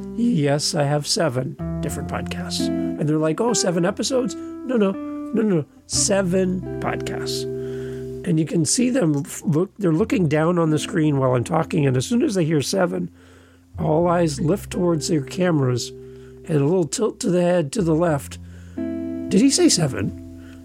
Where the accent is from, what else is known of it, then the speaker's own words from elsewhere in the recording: Canada; We're both Canadian podcasters